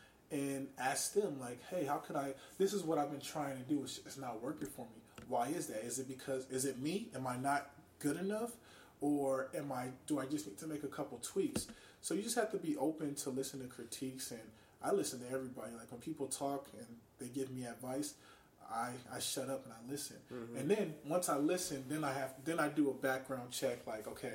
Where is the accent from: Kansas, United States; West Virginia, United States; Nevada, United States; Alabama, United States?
Nevada, United States; Las Vegas; moved away as an adult; now in Los Angeles, United States; I'm from Vegas